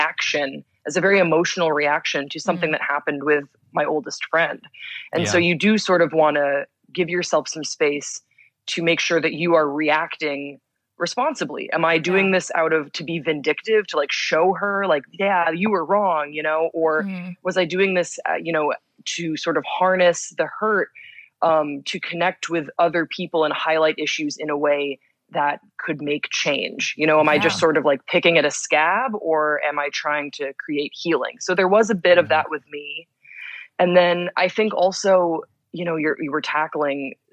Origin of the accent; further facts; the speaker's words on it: Belgium; moved away as an adult; now in United States; I grew up in Belgium, which is a very secular country.